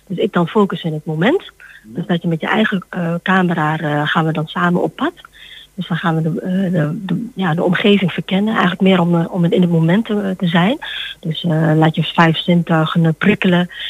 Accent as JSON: {"language": "Dutch", "town": "Almelo", "region": "Overijssel", "country": "Netherlands", "tie": "born there", "said": "Ja, ik, uh, ik heb eh, Indonesisch bloed, maar ik ben geboren in Almelo."}